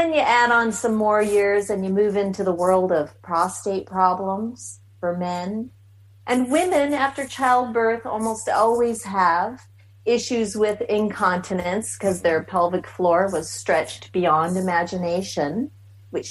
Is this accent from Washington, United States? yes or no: yes; Seattle, Washington, United States; moved away as an adult; now in McAllen, United States; I'm originally from Seattle, born and raised